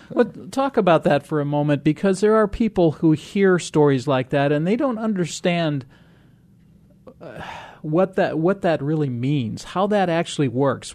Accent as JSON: {"language": "English", "town": "Rock Island", "region": "Illinois", "country": "United States", "tie": "born or raised there", "said": "I grew up in Rock Island"}